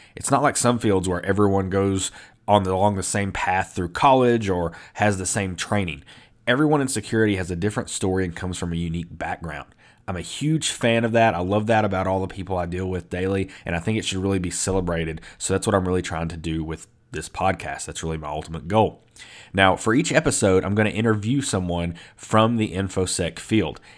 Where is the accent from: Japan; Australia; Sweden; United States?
United States; the South; I'm from the South, spent my whole life in the South.